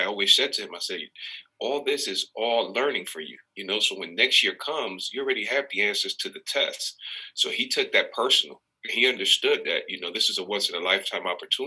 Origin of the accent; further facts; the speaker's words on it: New York City, New York, United States; now in Dayton, United States; I've been a Knicks fan since growing up in New York City